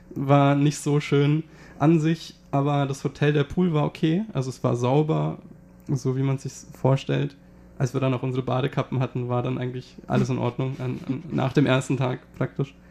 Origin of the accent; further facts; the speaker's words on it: Germany; für uns als Deutsche